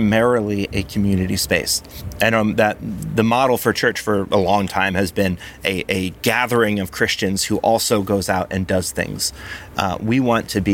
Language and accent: English; New Jersey, United States; growing up in South Jersey, being around Philly